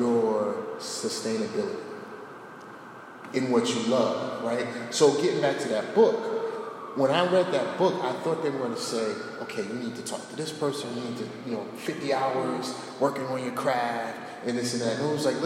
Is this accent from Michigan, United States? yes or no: no; Newark, New Jersey, United States; born and raised in Newark